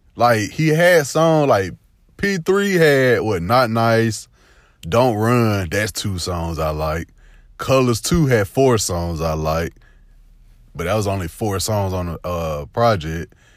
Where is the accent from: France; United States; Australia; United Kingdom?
United States; Phenix City, Alabama; I'm from the South, man. I'm from, uh, Phoenix City, Fort Mitchell. We like a hour forty, hour thirty away from Atlanta